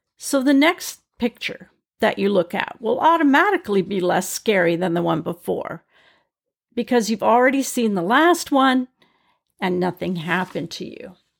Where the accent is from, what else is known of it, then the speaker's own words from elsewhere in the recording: British Columbia, Canada; I'm from British Columbia in Canada. We have grizzly bears here.